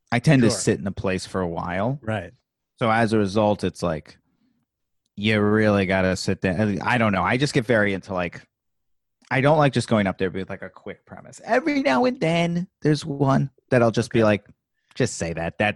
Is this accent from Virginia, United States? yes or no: yes; Virginia, United States; No, I'm from Virginia.